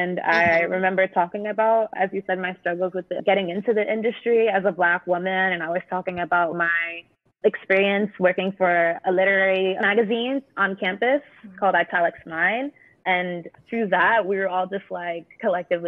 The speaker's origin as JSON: {"language": "English", "country": "Jamaica", "said": "we're all Jamaican"}